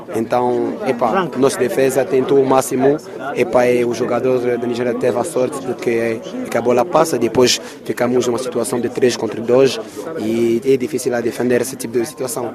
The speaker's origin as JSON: {"language": "Portuguese", "country": "Angola", "said": "enquanto angolanos"}